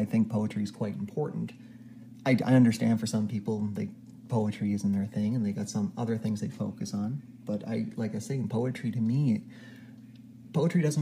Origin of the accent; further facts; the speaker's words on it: Canada; I'm Canadian